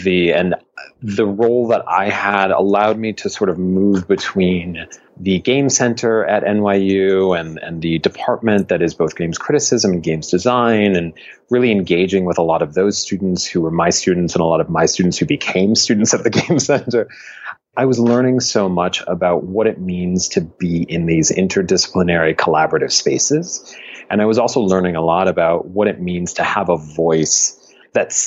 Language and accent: English; Buffalo, New York, United States; moved away; also born or lived in Miami; I grew up in Buffalo, New York